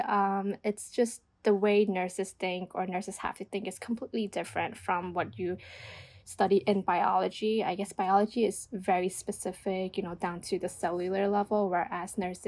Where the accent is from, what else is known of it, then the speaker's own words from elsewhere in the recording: New York, United States; also born or lived in New Jersey; I'm originally from New York, and I worked in New York. I went to school in New York